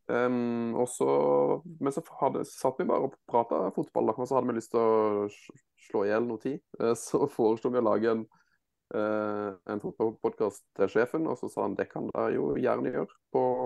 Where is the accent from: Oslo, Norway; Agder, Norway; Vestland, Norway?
Agder, Norway; Mandal; jeg er jo født og oppvokst i Mandal